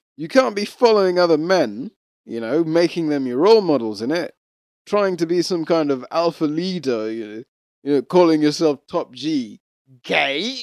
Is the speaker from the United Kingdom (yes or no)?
no; Rwanda; I'm East African. I'm a kind of East African. I'm Rwandan